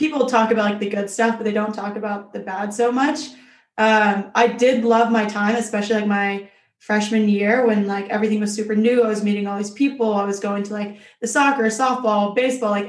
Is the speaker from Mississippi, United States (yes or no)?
yes; Mississippi, United States; I'm from Mississippi